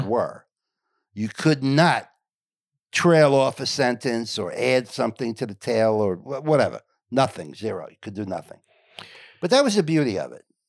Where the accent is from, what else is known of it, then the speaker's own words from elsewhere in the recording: Englewood, New Jersey, United States; I grew up in Englewood, New Jersey, which is Northern New Jersey